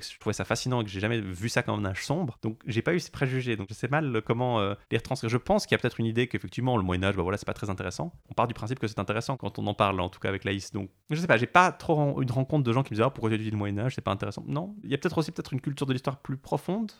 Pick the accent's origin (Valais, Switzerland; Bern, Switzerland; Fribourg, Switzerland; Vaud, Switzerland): Vaud, Switzerland; Lausanne; accent: Lausanne; J'ai grandi à Lausanne, juste en dessous d'une grande cathédrale gothique